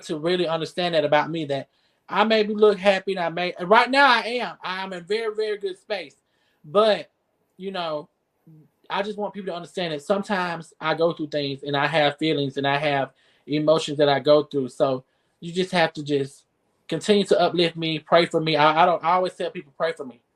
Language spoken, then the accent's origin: English; Newton, Georgia, United States; moved away as an adult; also born or lived in Camilla, Georgia; now in Albany, United States; I'm from Newton, Georgia